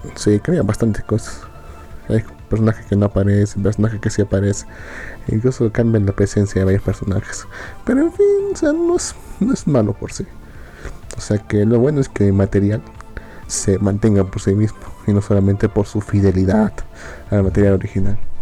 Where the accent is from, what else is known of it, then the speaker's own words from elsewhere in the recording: Bolivia; acá, en, mi terruño